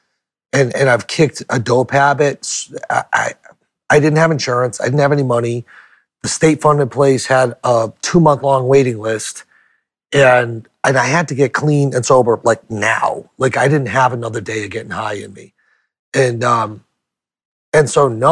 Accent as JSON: {"language": "English", "region": "New Hampshire", "country": "United States", "also_born_or_lived": "Portland, Maine", "said": "I went back to my home state of New Hampshire"}